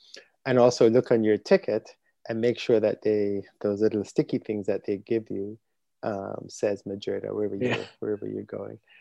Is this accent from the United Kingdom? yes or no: no; Jamaica; moved away; growing up in Jamaica